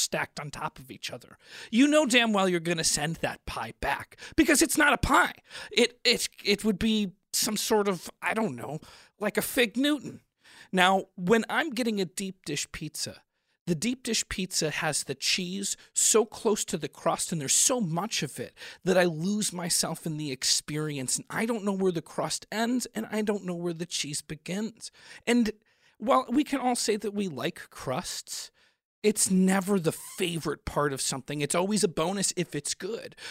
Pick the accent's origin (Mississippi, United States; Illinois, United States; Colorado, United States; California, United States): Illinois, United States; Chicago; I grew up in Chicago